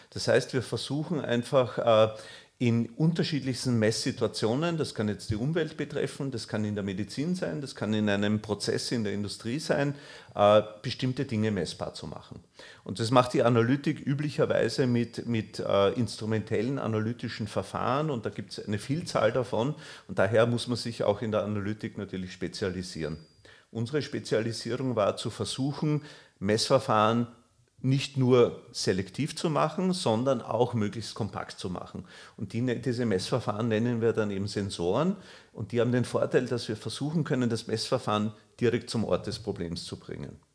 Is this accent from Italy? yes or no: no; Vienna, Austria; now in Ulm, Germany; Als gebürtiger Wiener habe ich an der Technischen Universität Wien studiert, und zwar technische Chemie.